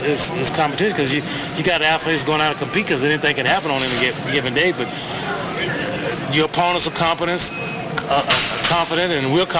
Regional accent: Texas, United States; And I'm biased because I'm from Texas

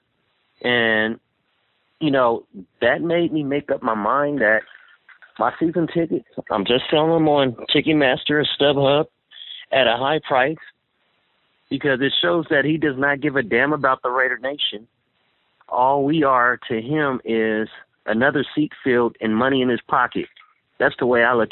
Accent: Oakland, California, United States; I'm born and raised in Oakland

